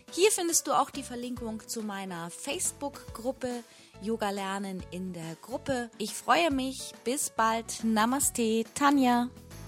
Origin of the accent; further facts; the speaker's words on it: Hamburg, Germany; also born or lived in Güby; jetzt an meinem neuen Wohn-, Wohnort als waschechte Hamburgerin